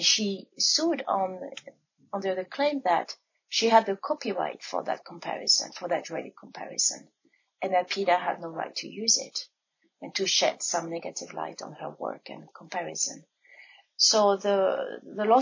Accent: France; now in Ann Arbor, United States; I was born and raised in France

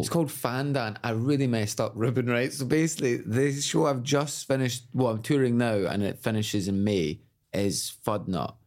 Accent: Glasgow, Scotland, United Kingdom; moved away as an adult; I moved away from Glasgow when I was 18

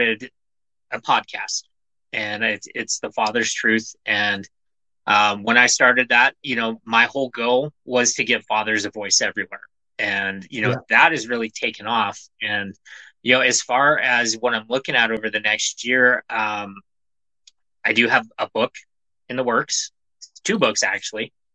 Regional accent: Montana, United States; I'm a nobody from Montana

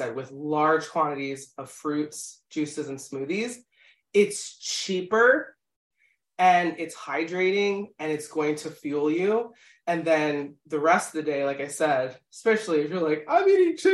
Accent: Philadelphia, Pennsylvania, United States; we're from Philadelphia

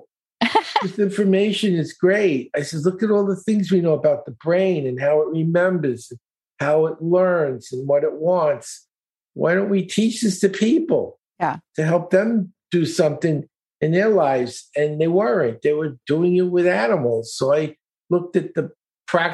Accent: New York City, New York, United States; I grew up in East New York, Brooklyn.

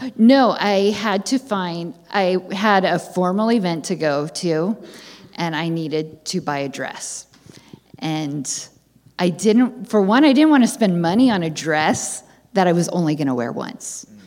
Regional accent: San Francisco area, California, United States; I'm from the San Francisco area

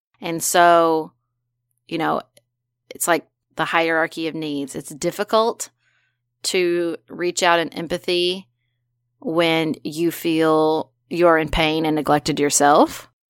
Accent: United States; I was born here, and that I am entitled. I am an American

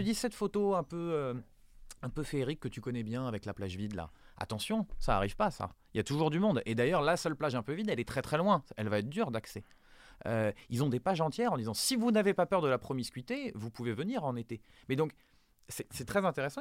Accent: France; chez nous en France

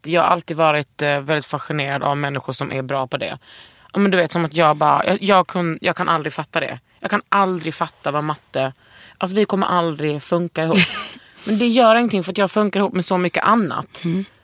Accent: Fisksätra, Stockholm County, Sweden

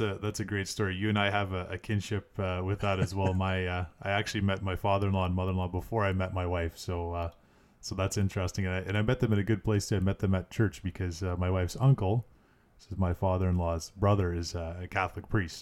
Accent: Canada; as a Canadian

